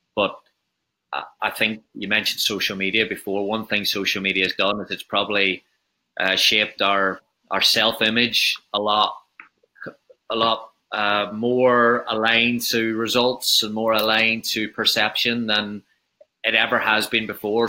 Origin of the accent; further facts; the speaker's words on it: Northern Ireland, United Kingdom; coming from having an Irish background and talking about growing up in Northern Ireland